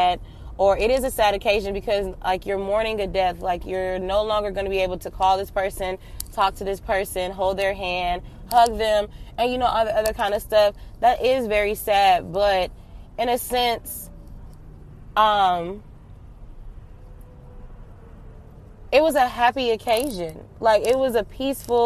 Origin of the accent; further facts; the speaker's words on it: Atlanta, Georgia, United States; now in Florida, United States; I'm from Atlanta